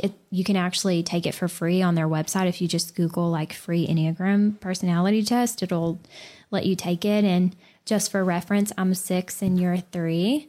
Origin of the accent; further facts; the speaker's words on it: the South, United States; I'm from the South